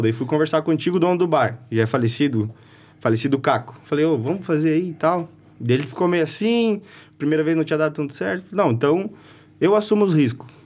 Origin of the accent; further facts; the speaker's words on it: Taió, Santa Catarina, Brazil; sou lá de Itaió